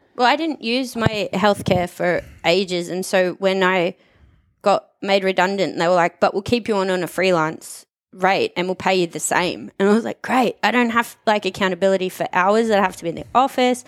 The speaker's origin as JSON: {"language": "English", "country": "Australia", "tie": "born or raised there", "also_born_or_lived": "Sunshine Coast, Australia / Brisbane, Australia / Abu Dhabi, United Arab Emirates", "moved": "as an adult", "lives_now": "Dubai, United Arab Emirates", "said": "I grew up in Wyndham North, went to Wyndham North State School and High School"}